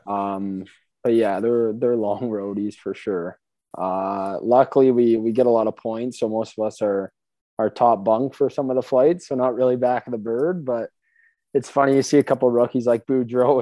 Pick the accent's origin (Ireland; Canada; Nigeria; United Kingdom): Canada; St. Catharines, Ontario; also born or lived in Thorold; moved around a little bit. First, I was St. Catharines, then Thorold, then back to St. Kitts. So I just go with Thorold though